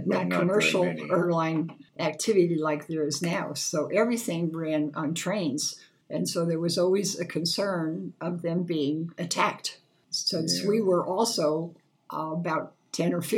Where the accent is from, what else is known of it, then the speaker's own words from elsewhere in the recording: New Jersey, United States; moved away; I grew up in New Jersey, 25 miles from New York City.